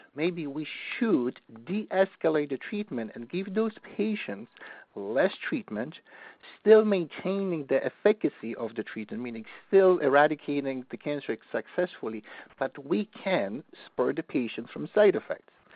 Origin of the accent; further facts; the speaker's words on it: Poland; moved away; I'm from Poland